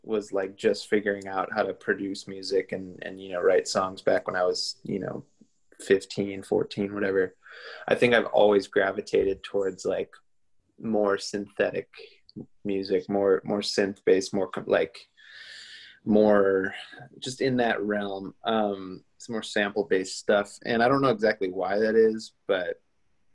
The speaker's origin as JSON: {"language": "English", "region": "Minnesota", "country": "United States", "tie": "born or raised there", "said": "Jack and I grew up together in Minnesota, and we played in a ton of bands in the Twin Cities growing up"}